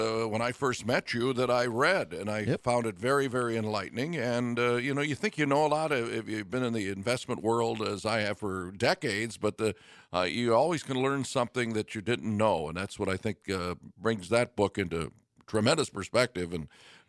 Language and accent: English; Midwest, United States; You know, and I had to acquire a New England accent, me being a Midwesterner.